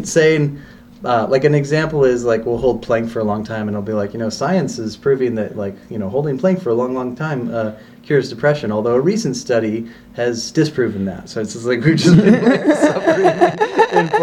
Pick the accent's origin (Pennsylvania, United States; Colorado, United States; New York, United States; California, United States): California, United States; Corralitos; moved away; I grew up in a really small town in the south part of the county called Corralitos